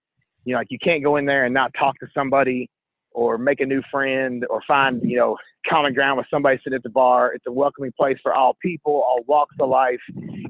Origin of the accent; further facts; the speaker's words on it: Sadieville, Kentucky, United States; I'm from here. I'm born and raised in Northern Scott County near Sadieville. Went to school here. Like I said earlier, Evan and Nate and I all went to college here.